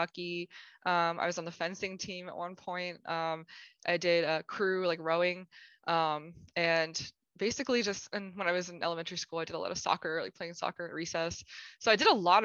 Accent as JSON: {"language": "English", "town": "Pittsburgh", "region": "Pennsylvania", "country": "United States", "moved": "as an adult", "lives_now": "St. Louis, United States", "said": "I'm from Pittsburgh, Pennsylvania in the United States. And I actually now live in St. Louis, Missouri. Moved out here in 2007 to go to college"}